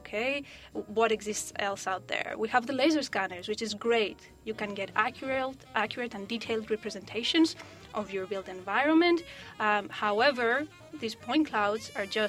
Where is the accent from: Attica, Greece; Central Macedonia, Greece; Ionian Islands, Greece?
Ionian Islands, Greece; Corfu; moved away; I was working as an architect in an island in Greece, where it's my hometown, Corfu